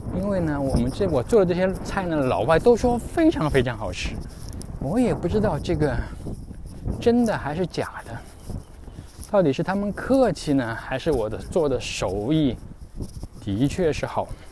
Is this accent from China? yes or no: yes; China; 作为中国人，特别是我太太，那时候希望要，要喝一点热水